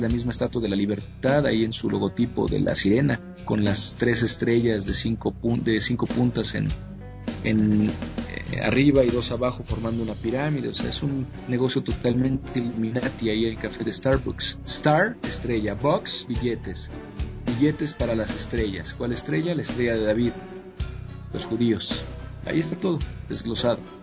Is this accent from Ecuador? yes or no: no; Mexico; Con México, bueno, tengo todo que ver, nací aquí, mi madre es de aquí, mis costumbres, mi infancia, mi crecimiento, todo está aquí